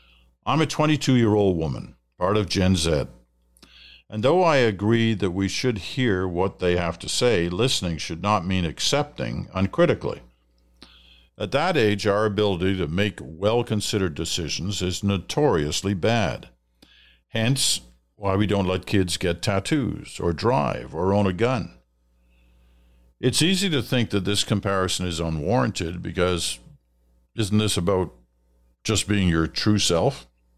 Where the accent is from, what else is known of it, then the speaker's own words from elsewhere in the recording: Saskatchewan, Canada; born there; also born or lived in British Columbia / Ontario; now in Alberta, Canada; I was born in Saskatchewan, lived in BC, Ontario, and now Alberta.